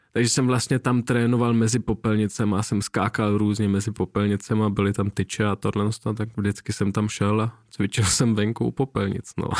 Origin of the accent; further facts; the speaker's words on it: Nuremberg, Bavaria, Germany; moved away; tenkrát v Norimberku, já jsem se narodil v Německu a žil mm-hmm. jsem tam nějakou dobu